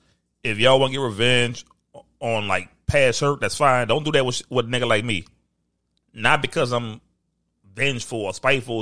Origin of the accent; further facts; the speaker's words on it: New Orleans, Louisiana, United States; I'm from New Orleans culture.